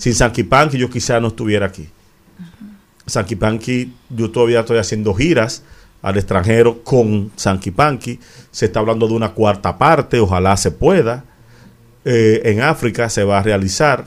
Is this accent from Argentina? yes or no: no; Dominican Republic; Yo me mudé en el 2009 de La Valera, de los obispos Valera, acá donde, donde yo me crié y nacieron mis hijas